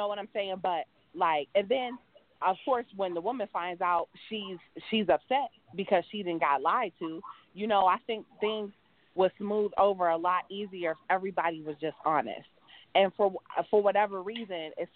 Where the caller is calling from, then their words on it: Cleveland, Ohio, United States; I'm calling from Cleveland